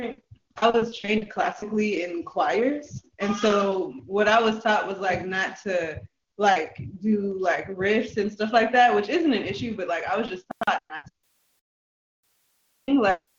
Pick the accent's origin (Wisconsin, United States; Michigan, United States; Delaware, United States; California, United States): California, United States; Moreno Valley; I'm from Moreno Valley in the Inland Empire